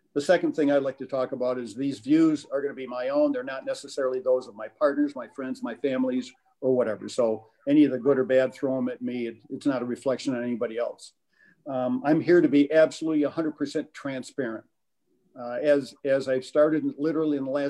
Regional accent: Flint, Michigan, United States; I was born in Flint in 1948, went to Central High School, go Indians, graduated from Michigan State University.

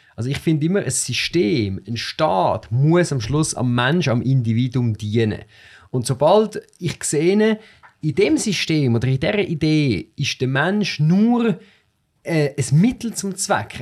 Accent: Switzerland; ich bin in einer Agglomerationsgemeinde aufgewachsen, wo ähm, in der Schule äh, sehr viele Kinder mit Migrationshintergrund äh, sind

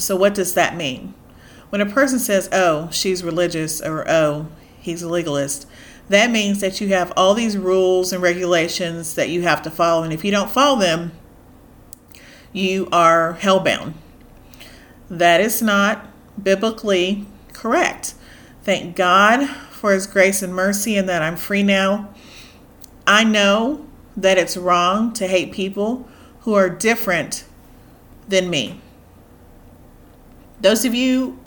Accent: United States; I'm African American. I am very proud of my heritage

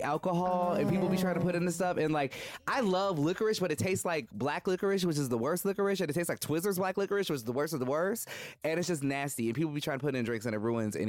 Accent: Minnesota, United States; moved away; also born or lived in Madison, Wisconsin; I'm from Minnesota. I went to school in Madison.

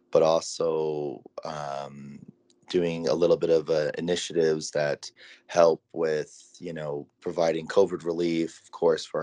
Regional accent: Tsuut'ina Nation, Alberta, Canada; I'm originally from Tsuut'ina Nation, Alberta, Canada

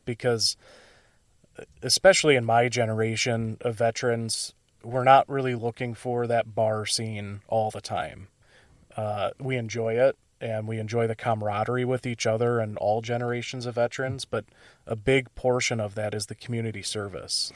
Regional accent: Illinois, United States; now in Wisconsin, United States; I'm originally from Illinois

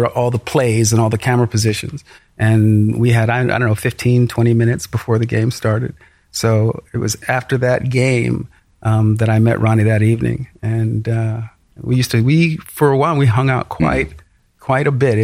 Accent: Sacramento, California, United States; I grew up in Sacramento

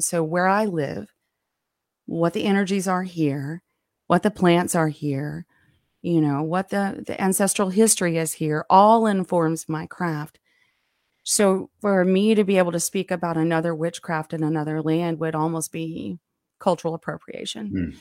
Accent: Alabama, United States; I grew up down here in Alabama

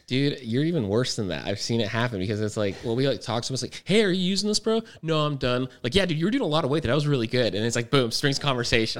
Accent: Fort Huachuca, Arizona, United States; I grew up in Fort Huachuca, which is very high altitude.

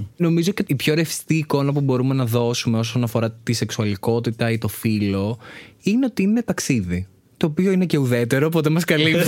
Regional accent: Athens, Attica, Greece; μεγάλωσα στην Αθήνα

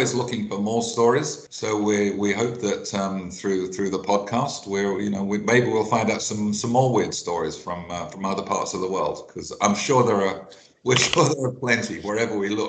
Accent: England, United Kingdom; I'm English

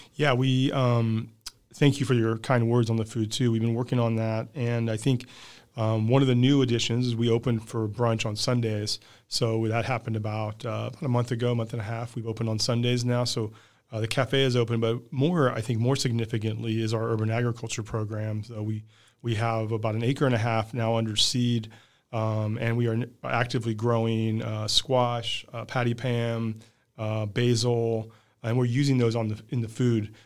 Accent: Midwest, United States; now in San Diego, United States; I'm from the Midwest

